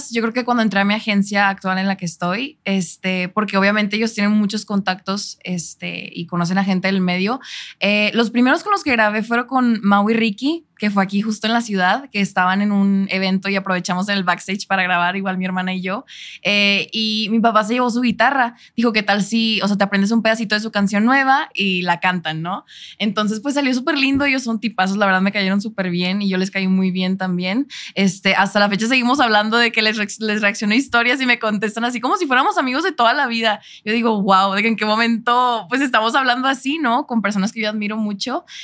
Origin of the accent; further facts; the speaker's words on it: Monterrey, Nuevo León, Mexico; also born or lived in Chicago, United States; Sí, yo siendo de Monterrey, fíjate que me ven más de acá.